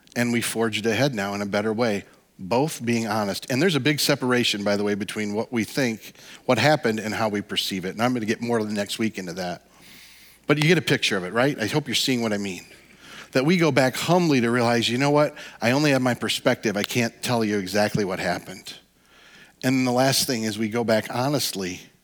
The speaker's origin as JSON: {"language": "English", "region": "Midwest", "country": "United States", "said": "we're all from the Midwest"}